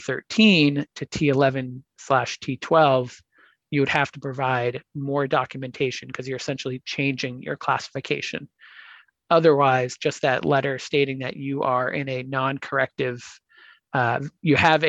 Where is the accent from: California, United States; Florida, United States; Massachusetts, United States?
Massachusetts, United States; Boston; it's my hometown marathon.